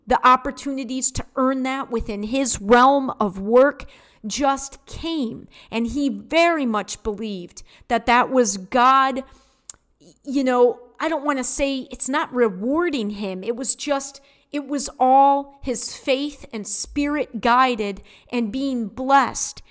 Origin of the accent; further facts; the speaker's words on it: Detroit, Michigan, United States; I was brought up in Detroit and born in Detroit